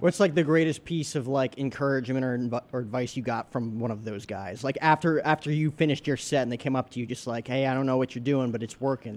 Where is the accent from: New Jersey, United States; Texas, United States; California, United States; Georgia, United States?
New Jersey, United States; now in Arizona, United States; I grew up in New Jersey